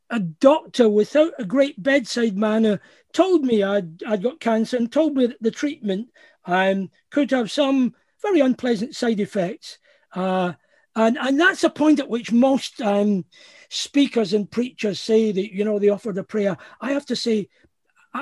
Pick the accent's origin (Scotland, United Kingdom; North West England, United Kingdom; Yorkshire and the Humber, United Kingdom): Scotland, United Kingdom; also born or lived in California; part of just being Scottish